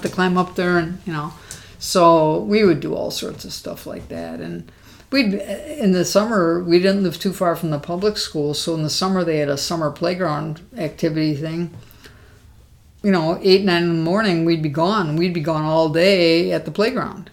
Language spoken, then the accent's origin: English; Milwaukee, Wisconsin, United States; also born or lived in Missouri; when we moved back from Missouri to Milwaukee, um, we stayed at my grandparents' house